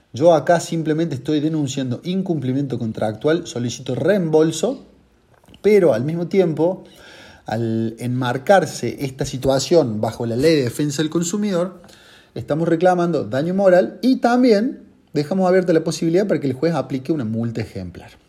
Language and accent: Spanish; Córdoba, Argentina; Yo soy de Córdoba